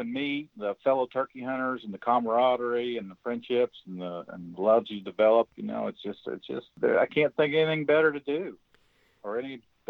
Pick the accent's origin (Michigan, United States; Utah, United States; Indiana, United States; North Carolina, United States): Indiana, United States; I'm just an old honyok, a term used around Indiana a lot.